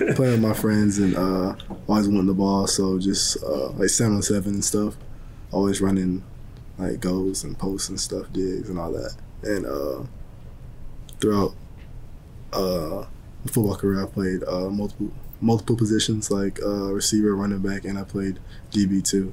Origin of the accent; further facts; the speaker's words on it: Dalton, Georgia, United States; moved away as an adult; also born or lived in Atlanta / Tuscaloosa, Alabama; now in Detroit, United States; my hometown at, uh, in Dalton